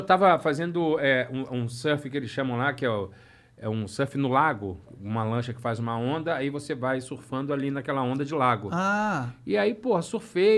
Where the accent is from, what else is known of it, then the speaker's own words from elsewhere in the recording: Rio de Janeiro, Brazil; moved away as an adult; now in Orlando, United States; sou carioca do Rio de Janeiro